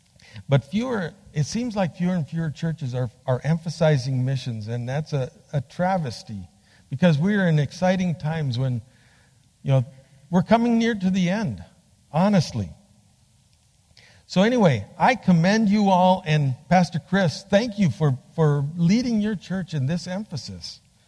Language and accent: English; Bolivia; also born or lived in Peru; I was born and raised in Bolivia, South America. My parents were doing Bible translation when I was born. So, este es mi país. born in Bolivia.